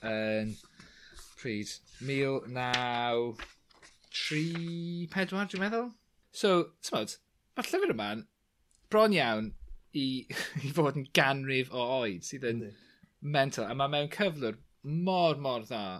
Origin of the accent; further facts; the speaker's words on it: Clwydian Range, Wales, United Kingdom; Bryniau Clwyd, achos yn amlwg dyna fy milltir sgwar i.